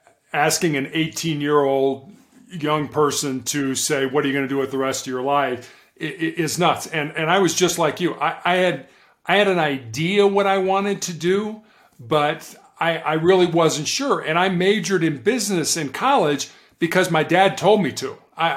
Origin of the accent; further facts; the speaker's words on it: Chicago, Illinois, United States; also born or lived in Charleston, South Carolina; I was born and raised in Chicago, Illinois, in the United States.